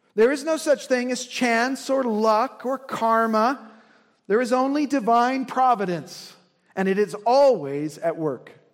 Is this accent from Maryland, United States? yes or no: no; Indiana, United States; I'm from Indiana